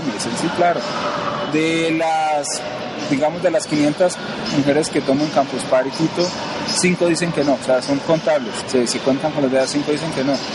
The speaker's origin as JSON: {"language": "Spanish", "town": "Cali", "region": "Valle del Cauca", "country": "Colombia", "moved": "as an adult", "lives_now": "Bogotá, Colombia", "said": "Yo vivo en Bogotá, Colombia, eso soy de Cali, yo estudié mi carrera de ingeniería allá"}